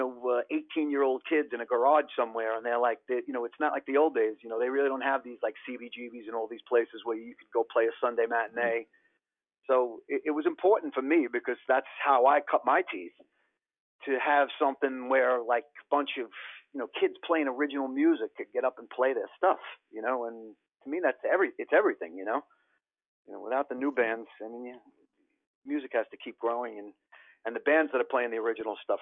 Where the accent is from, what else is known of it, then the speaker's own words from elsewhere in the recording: New York City, New York, United States; also born or lived in Rockaways, Queens; I grew up in Howard Beach and I lived in the Rockaways for a long time.